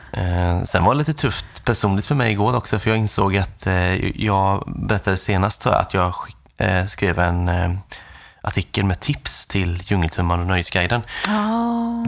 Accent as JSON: {"language": "Swedish", "town": "Nässjö", "region": "Jönköping County", "country": "Sweden", "moved": "yes", "said": "där jag kommer från i Nässjö"}